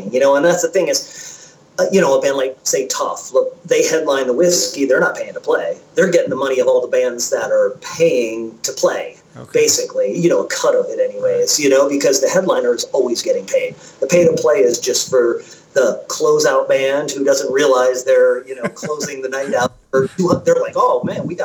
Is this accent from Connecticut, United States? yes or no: yes; Connecticut, United States; moved away as an adult; also born or lived in Los Angeles; we're from Connecticut